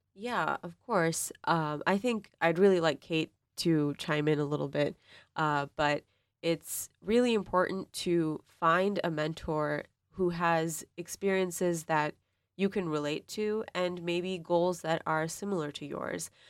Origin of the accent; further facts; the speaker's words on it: Pakistan; also born or lived in Boston; now in East Lansing, United States; I'm from Pakistan